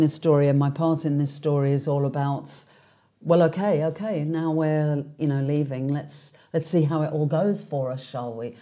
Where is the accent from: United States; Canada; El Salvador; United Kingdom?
United Kingdom; London; being a Londoner, um, being somebody, and I often catch myself saying that I come from England